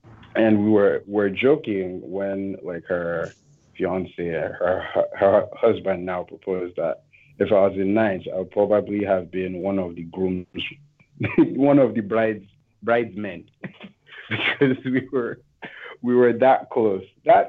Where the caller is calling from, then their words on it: San Francisco, California, United States; from San Francisco.